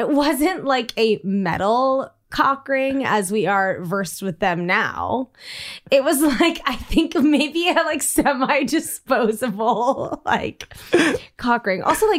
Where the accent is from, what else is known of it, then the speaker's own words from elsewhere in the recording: Washington, District of Columbia, United States; And like I grew up in Georgetown and there was like the Pleasure Palace